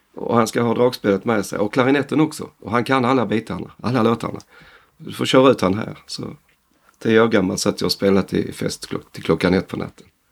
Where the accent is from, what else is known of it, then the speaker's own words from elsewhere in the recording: northern Skåne, Sweden; Vi andra är från Skåne. Okay. Norra Skåne